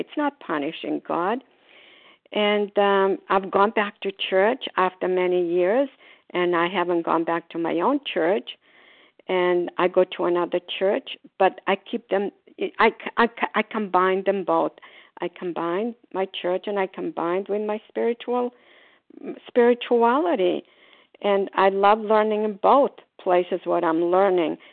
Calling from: Port Charlotte, Florida, United States; calling from Port Charlotte, Florida

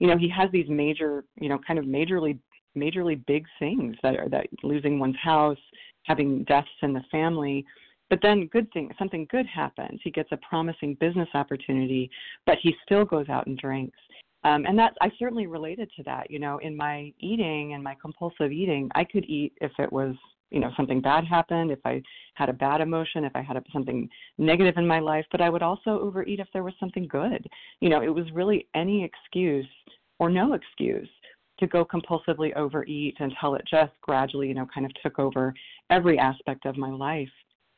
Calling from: Ann Arbor, Michigan, United States; Calling from Ann Arbor, Michigan.

